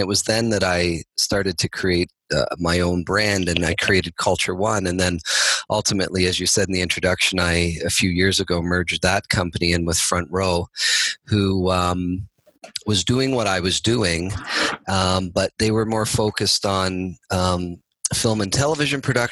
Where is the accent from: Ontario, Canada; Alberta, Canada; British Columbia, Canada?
Ontario, Canada; Toronto; now in Burlington, Canada; I grew up in Toronto, and I still live in Toronto today. I live outside of Toronto actually now, but in Burlington.